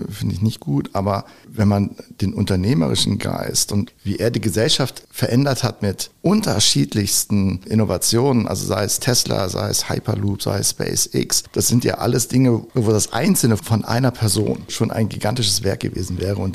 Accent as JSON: {"language": "German", "region": "North Rhine-Westphalia", "country": "Germany", "tie": "born or raised there", "said": "aber ich bin halt gebürtiger Rheinländer und das ist meine Heimat. Krefeld, Düsseldorf, Gladbach, Niederrhein, das ist meine Welt."}